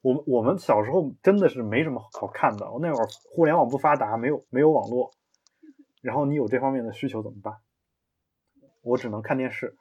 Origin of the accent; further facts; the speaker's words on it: China; 我们中国人